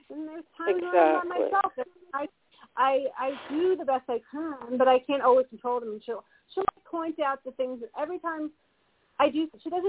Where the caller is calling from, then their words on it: Colorado, United States; Hi, Colorado.